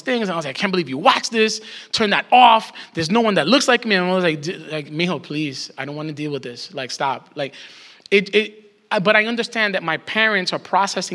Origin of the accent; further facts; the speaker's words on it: New York, United States; as a New Yorker